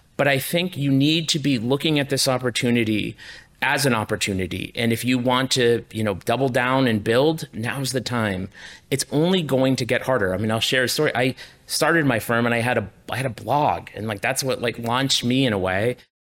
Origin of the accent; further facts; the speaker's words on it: Enfield, Connecticut, United States; my hometown in Enfield, Connecticut.